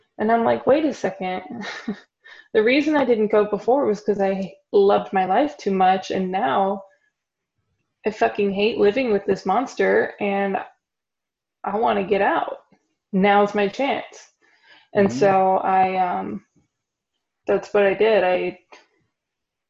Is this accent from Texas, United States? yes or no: yes; Texas, United States; moved away as an adult; also born or lived in Florida; now in Germany; I was from Texas.